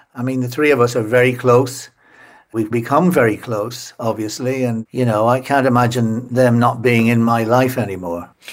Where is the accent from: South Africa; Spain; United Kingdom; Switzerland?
United Kingdom; Enniskillen, Northern Ireland; moved away as an adult; also born or lived in Portadown; now in London, United Kingdom; I grew up in, in Esquilin, which is a beautiful market town in the west of Northern Ireland